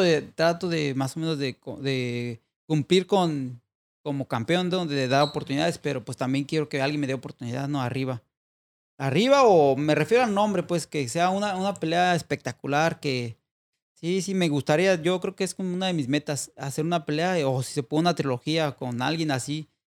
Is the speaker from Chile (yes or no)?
no; Mexico; si somos dos mexicanos